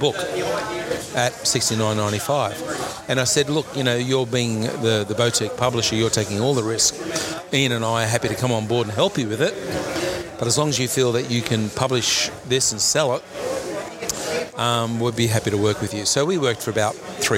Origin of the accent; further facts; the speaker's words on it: Penrith, New South Wales, Australia; born and bred and growing up in Penrith, and I still live in Penrith